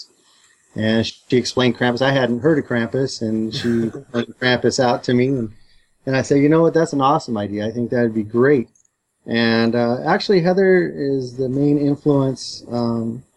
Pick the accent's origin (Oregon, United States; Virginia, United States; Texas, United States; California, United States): California, United States; Upland; I grew up in Upland, California, which is home to the Pipeline Skate Park